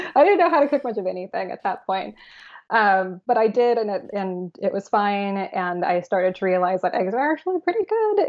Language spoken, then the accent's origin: English; San Francisco, California, United States; I grew up born and raised in San Francisco